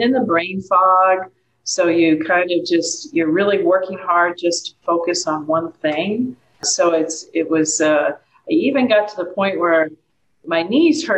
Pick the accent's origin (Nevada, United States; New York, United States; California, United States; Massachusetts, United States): Massachusetts, United States; moved away as an adult; I'm originally from Massachusetts